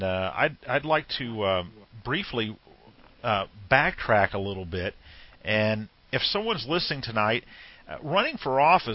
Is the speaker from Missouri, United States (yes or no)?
yes; Missouri, United States; I'm from Missouri